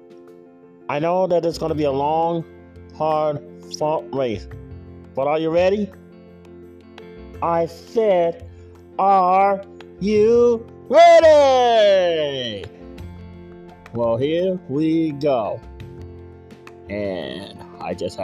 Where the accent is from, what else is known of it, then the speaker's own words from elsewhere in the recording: United States; As an American and as a candidate for Senate